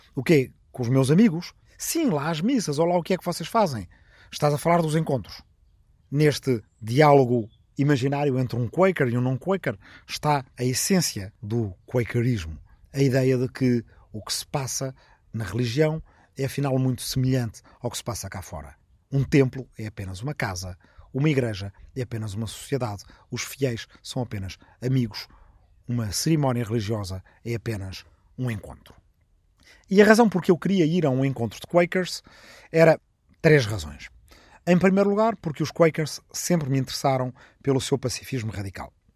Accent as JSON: {"language": "Portuguese", "town": "Arrifana", "region": "Ribatejo", "country": "Portugal", "moved": "yes", "said": "na minha aldeia de Arrifana, no Ribatejo"}